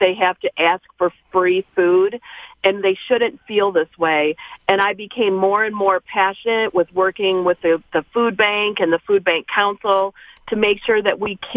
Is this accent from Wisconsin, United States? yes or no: no; Eaton County, Michigan, United States; I am from Eaton County, Michigan